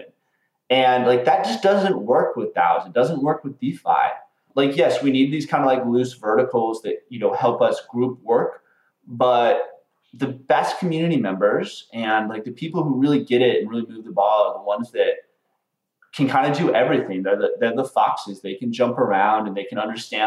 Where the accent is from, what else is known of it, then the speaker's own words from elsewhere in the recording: Butte, Montana, United States; moved away; I'm from Montana. I'm from a small town in Montana, Butte, Montana.